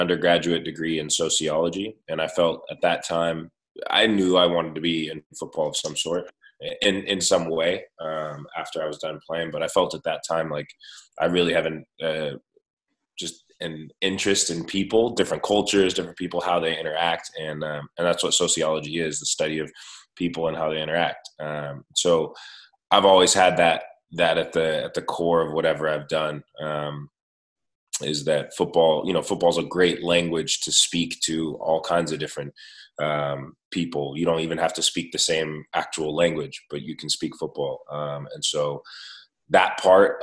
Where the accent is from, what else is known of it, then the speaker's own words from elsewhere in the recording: Stockton, California, United States; also born or lived in Germany; I grew up just out in the Central Valley here in California in Stockton